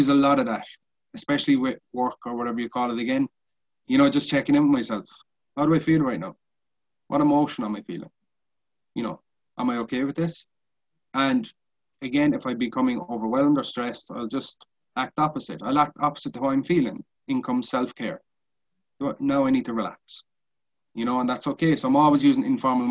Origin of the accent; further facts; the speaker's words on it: Cork, Munster, Ireland; We're both from Cork City